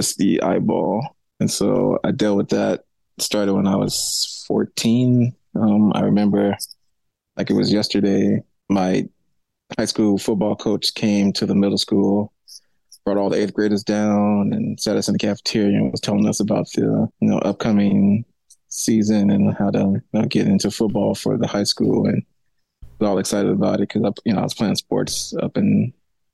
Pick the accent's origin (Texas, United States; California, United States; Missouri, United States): Missouri, United States; St. Louis; moved away as an adult; also born or lived in Colorado; So I was born in St. Louis, Missouri. I grew up there